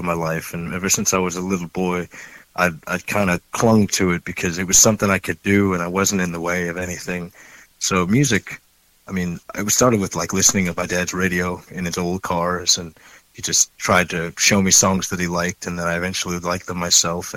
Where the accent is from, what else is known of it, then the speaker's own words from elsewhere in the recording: Baltimore, Maryland, United States; moved away as an adult; also born or lived in Ohio; now in Seattle, United States; I grew up in Baltimore